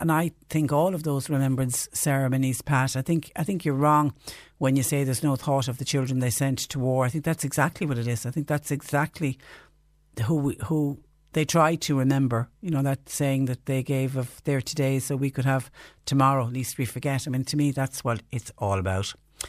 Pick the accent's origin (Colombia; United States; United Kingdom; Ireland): Ireland; Ulster; Growing up in Donegal, there was a shop for everything.